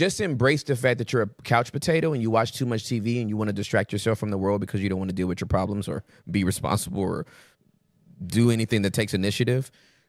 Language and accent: English; the South, United States; I'm from the South. We do what we want with vowels.